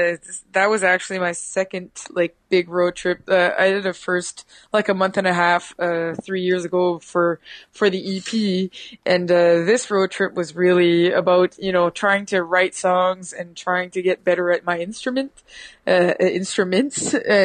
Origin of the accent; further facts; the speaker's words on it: Atlantic Canada, Canada; I'm from the East Coast, so, you know, that whole kitchen party